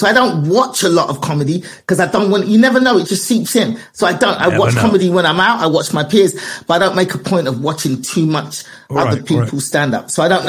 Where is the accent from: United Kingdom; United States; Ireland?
United Kingdom; London; I'm from London. I'm from London. I was born and raised.